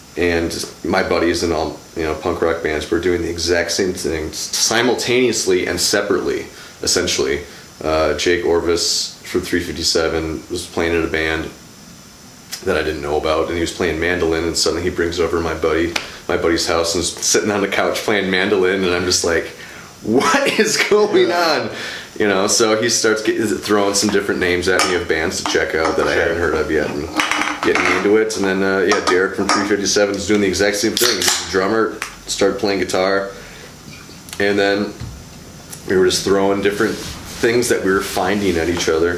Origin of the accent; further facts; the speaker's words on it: New London, Wisconsin, United States; New London, Wisconsin.